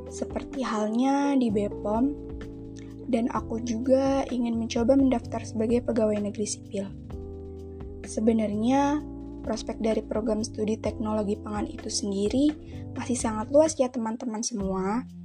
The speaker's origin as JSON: {"language": "Indonesian", "town": "Bandar Lampung", "region": "Lampung", "country": "Indonesia", "tie": "born there", "said": "Aku lahir di Bandar Lampung 19 Februari 2003."}